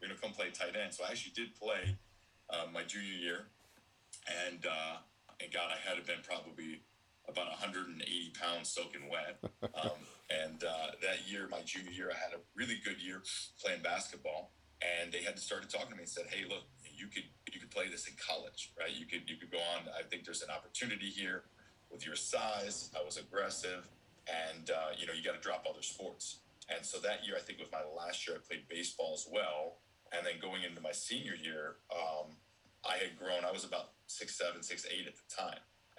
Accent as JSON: {"language": "English", "town": "Syracuse", "region": "New York", "country": "United States", "tie": "born or raised there", "said": "You know, and growing up in Syracuse, you grew up with the Big East, right?"}